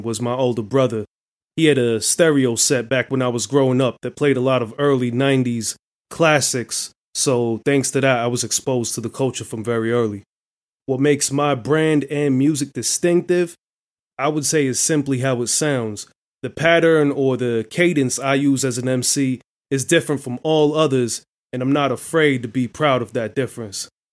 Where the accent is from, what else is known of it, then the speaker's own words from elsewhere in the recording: Atlanta, Georgia, United States; now in Washington, D.C., United States; I'm originally from Atlanta, but at the moment I reside in Washington, D.C.